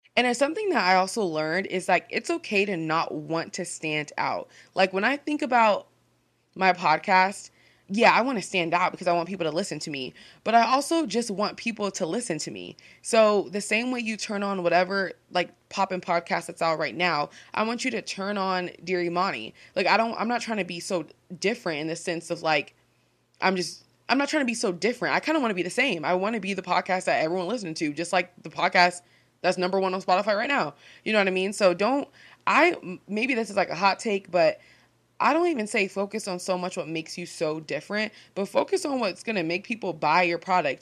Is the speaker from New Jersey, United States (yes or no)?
no; Seattle, Washington, United States; I'm just a gal from Seattle